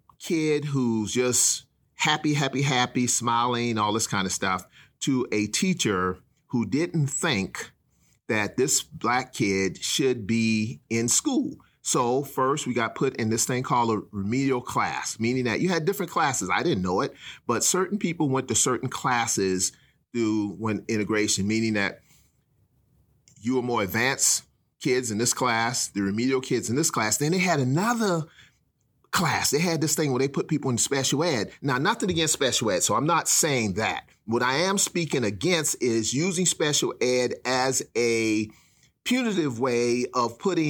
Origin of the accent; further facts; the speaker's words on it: South Carolina, United States; We were right smack in the middle of integration in South Carolina.